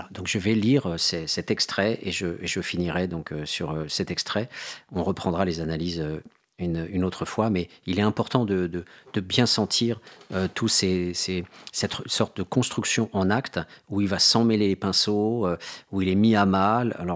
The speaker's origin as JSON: {"language": "French", "town": "Mende", "region": "Occitania", "country": "France", "tie": "born there", "said": "Il voit que je suis né à Mende."}